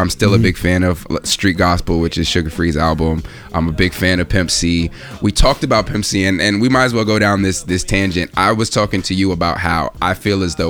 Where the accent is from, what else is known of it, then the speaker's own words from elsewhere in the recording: Pomona, California, United States; growing up in California and even at a certain point, Pomona